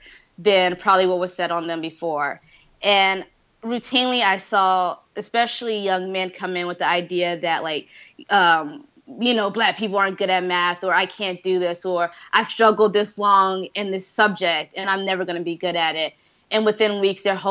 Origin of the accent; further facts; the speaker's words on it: Decatur, Georgia, United States; moved away; I am from Decatur, where it's greater, in Atlanta, near Atlanta, Georgia. I am very proud of being from Decatur.